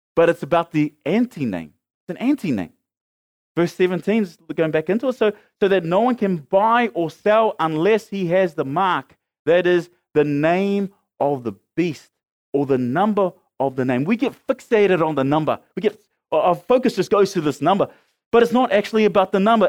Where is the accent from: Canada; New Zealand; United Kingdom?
New Zealand; Auckland; I lived as a teenager growing up in Mangere, hanging out with my mates